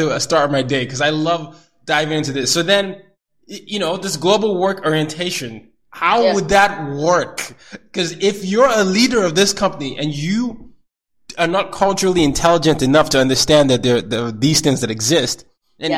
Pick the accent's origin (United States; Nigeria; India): Nigeria; moved away; I'm the Nigerian